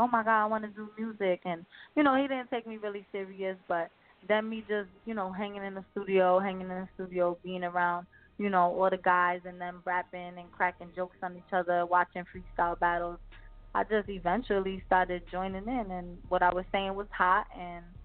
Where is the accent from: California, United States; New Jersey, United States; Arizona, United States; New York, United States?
New Jersey, United States; I'm from up north